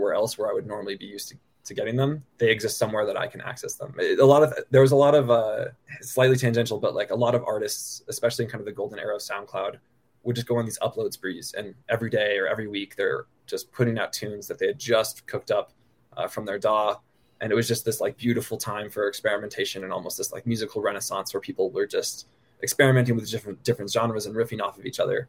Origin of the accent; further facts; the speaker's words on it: the Bay Area, California, United States; moved away as an adult; also born or lived in Boston; now in Denver, United States; I grew up in the Bay Area and then went to college in Boston and currently based in Denver